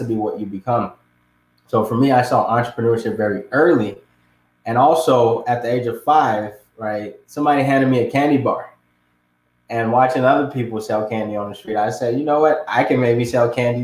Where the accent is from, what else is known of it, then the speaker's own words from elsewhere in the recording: Ghana; moved away; I was born and raised in Ghana, which is on the west side of Africa.